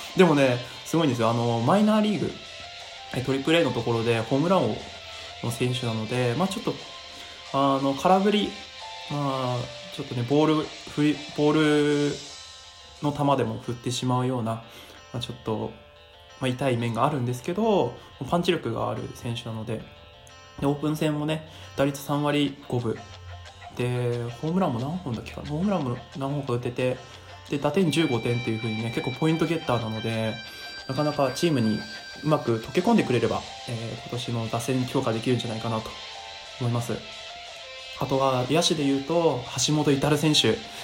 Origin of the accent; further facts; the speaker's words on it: Miyagi, Japan; 宮城県出身なので